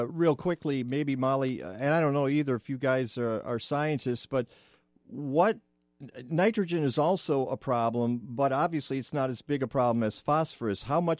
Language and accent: English; Detroit, Michigan, United States; moved away; I grew up in the Detroit area.